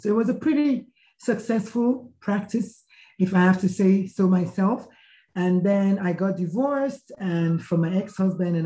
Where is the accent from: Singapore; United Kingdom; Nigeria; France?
Nigeria; moved away as an adult; now in United States; I was born, bred, buttered, and slightly burned in Nigeria